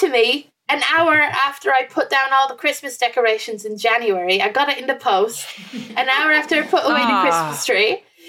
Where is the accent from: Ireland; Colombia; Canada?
Ireland; now in England; because I moved from Ireland to England, I left a lot of my stuff here. So behind me is like a piece of art that I had in my house in Ireland that I didn't bring over with me to England.